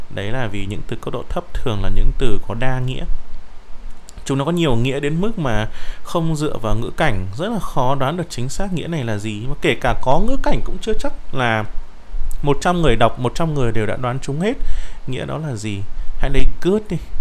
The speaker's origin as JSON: {"language": "Vietnamese", "country": "Vietnam", "first_language": "Vietnamese", "said": "chính chúng ta bạn và tôi đều là người việt"}